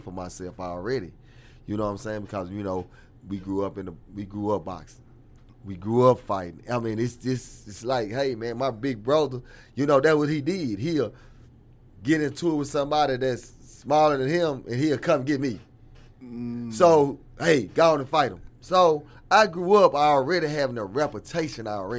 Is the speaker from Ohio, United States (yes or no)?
no; Dallas, Texas, United States; I come from West Dallas, man, you know what I'm saying? So my upbringing is from West Dallas.